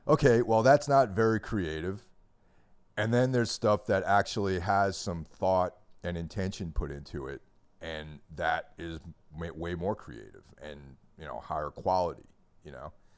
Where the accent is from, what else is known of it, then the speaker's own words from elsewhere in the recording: New York, United States; now in New Jersey, United States; I grew up in New York